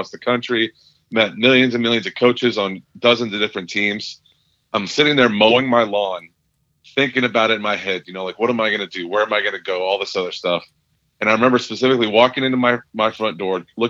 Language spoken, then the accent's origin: English; Kansas, United States; growing up in Kansas